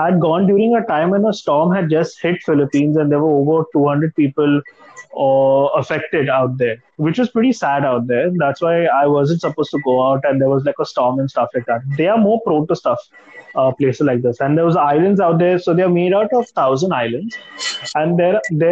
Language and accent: English; Mumbai, Maharashtra, India; Being born and raised in Mumbai